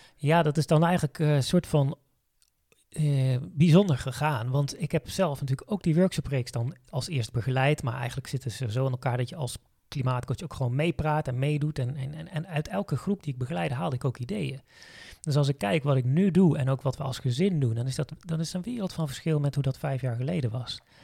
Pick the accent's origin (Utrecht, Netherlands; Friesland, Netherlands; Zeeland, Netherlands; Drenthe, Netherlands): Zeeland, Netherlands; now in Veluwe, Netherlands; als kind ben ik, eh, opgegroeid in Zeeland